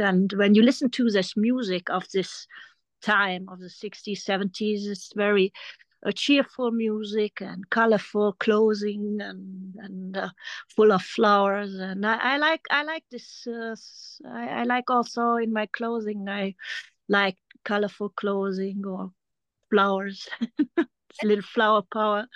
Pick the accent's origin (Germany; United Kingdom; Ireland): Germany; English is a second language; also born or lived in France; I grew up in Germany